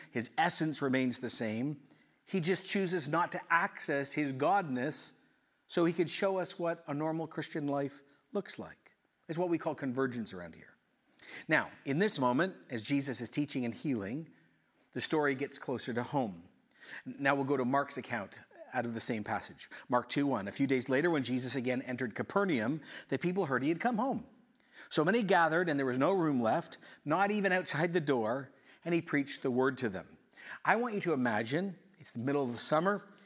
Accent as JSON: {"language": "English", "country": "Ecuador", "tie": "born or raised there", "moved": "yes", "said": "I grew up in Ecuador"}